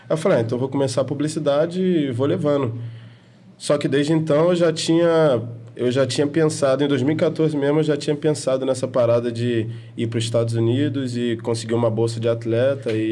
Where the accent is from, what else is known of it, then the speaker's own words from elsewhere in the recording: Quissamã, Rio de Janeiro, Brazil; passei a maior parte da minha infância aqui em Kissamã e não tinha muito para onde correr, né?